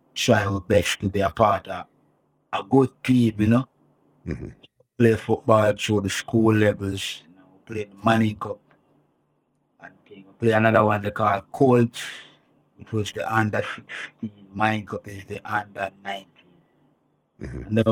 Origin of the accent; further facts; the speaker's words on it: Spanish Town, Saint Catherine, Jamaica; I grew up in St. Catharines, Spanish Town